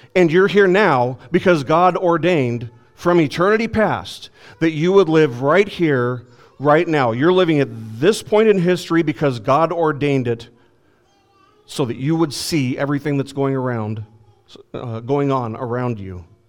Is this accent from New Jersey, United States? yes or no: no; Las Vegas, Nevada, United States; when I was growing up in Las Vegas